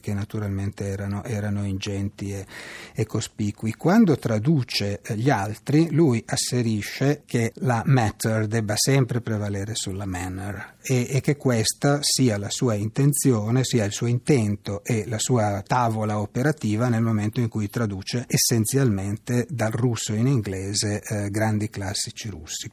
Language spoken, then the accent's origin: Italian; Pavia, Lombardy, Italy; il dialetto lombardo, io sono di Pavia, il, il dialetto pavese anzi